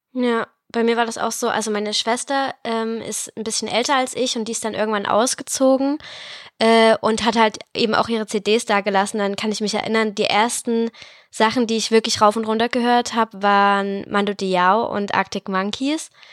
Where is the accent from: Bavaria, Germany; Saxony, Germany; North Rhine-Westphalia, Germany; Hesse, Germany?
Saxony, Germany; the Chemnitz region; ich komme aus der Region.